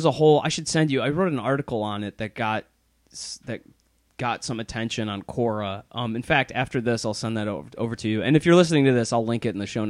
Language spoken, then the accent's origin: English; Plymouth, Michigan, United States; now in Chicago, United States; my hometown of Plymouth, Michigan